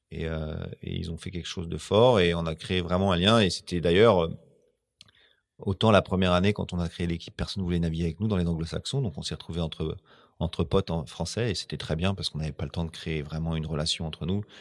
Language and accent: French; France; tu peux pas prendre des Anglais, on est Français.